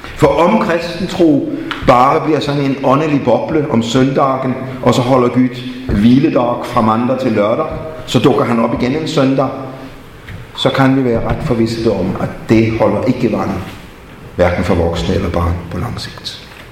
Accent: Denmark; jeg er vokset op i Grundtvigs og Kolds Fædreland

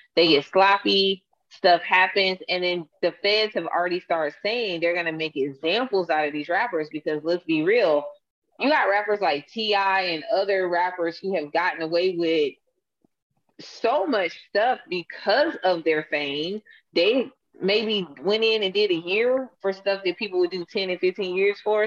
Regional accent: Atlanta, Georgia, United States; I'm from Atlanta

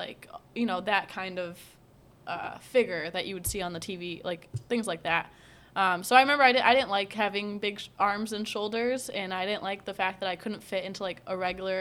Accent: United States; I'm raised in America

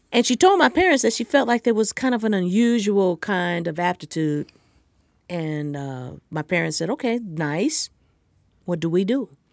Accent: Los Angeles, California, United States; I'm from Los Angeles

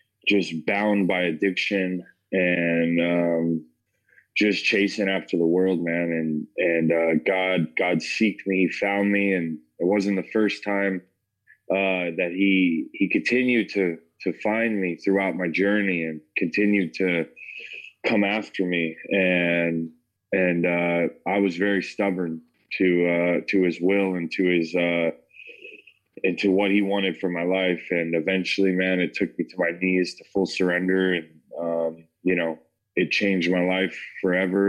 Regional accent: Parker, Colorado, United States; also born or lived in Denver, Colorado; I grew up in Parker, Colorado, born in Denver, grew up in Parker, grew up with a good family

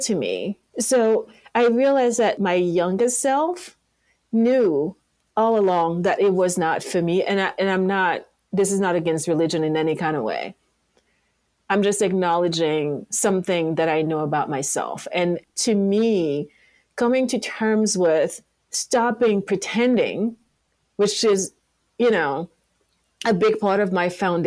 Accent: Yaoundé, Centre, Cameroon; English is a second language; moved away as an adult; also born or lived in France; now in Los Angeles, United States; Yaoundé, my hometown

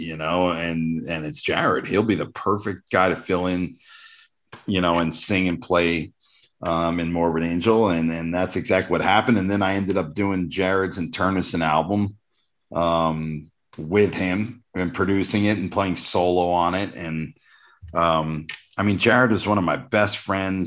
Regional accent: New Jersey, United States; I grew up in Jersey

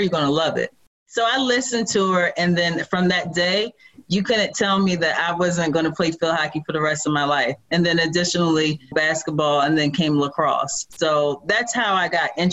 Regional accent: Radnor, Pennsylvania, United States; also born or lived in North Philadelphia; I was basically raised in Radnor.

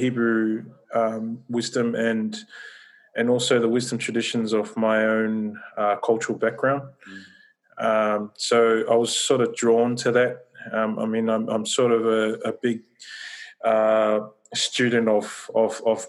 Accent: Australia; I was born and raised here in Australia

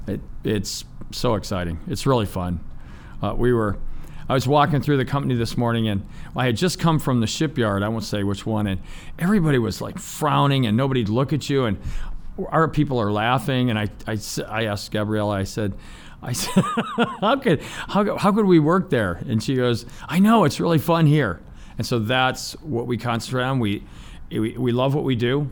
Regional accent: Ohio, United States; when you grow up in Ohio, there's steel, priesthood, uh, or the Navy

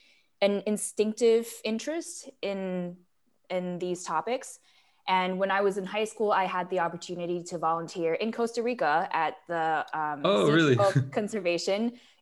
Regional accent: Taiwan; Yeah, so I'm a third culture kid. I was born and raised in Taiwan, but I sort of grew up in the city

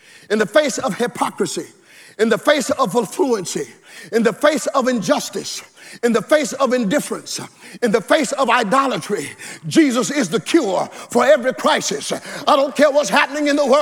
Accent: the South, United States; when I grew up in the South, we had outdoor toilets

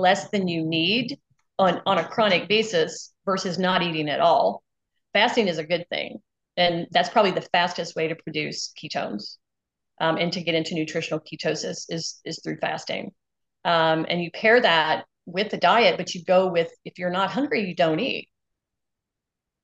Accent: Mississippi, United States; I'm from Mississippi, where we have 9-year-old type 2 diabetics with hypertension

